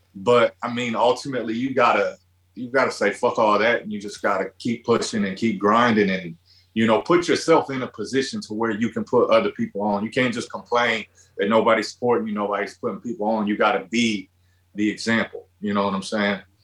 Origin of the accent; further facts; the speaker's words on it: Midwest, United States; growing up in the Midwest